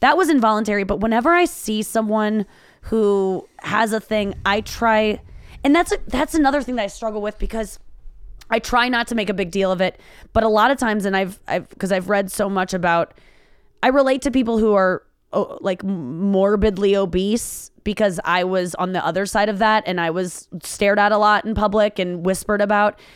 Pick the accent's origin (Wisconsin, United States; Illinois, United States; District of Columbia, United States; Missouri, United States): Missouri, United States; St. Louis; I was raised in Saint Louis, highly segregated area.